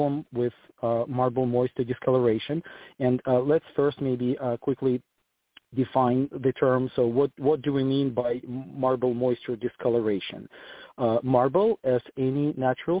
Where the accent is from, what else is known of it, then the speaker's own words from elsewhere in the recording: Ukraine; moved away as an adult; also born or lived in Germany / Switzerland / Portland; now in Greenville, United States; I am originally from Ukraine. I moved to the United States in 2008.